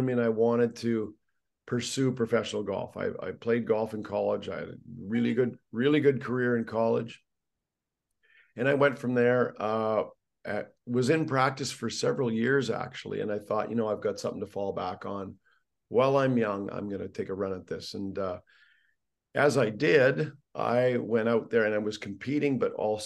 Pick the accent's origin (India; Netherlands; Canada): Canada; Being Canadian, I started with hockey